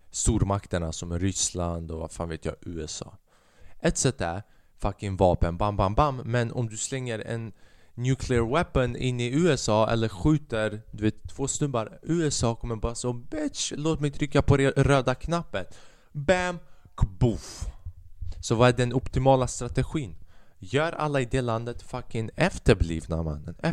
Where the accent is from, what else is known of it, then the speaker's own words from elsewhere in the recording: China; Man kan säga att jag är en kines. Man kan säga att jag är en kines och det är okej okay för mig att skämta om kineser med böjda ögon.